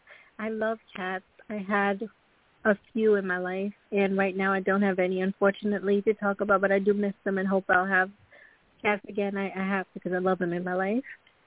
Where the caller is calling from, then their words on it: New York, United States; I'm calling from New York.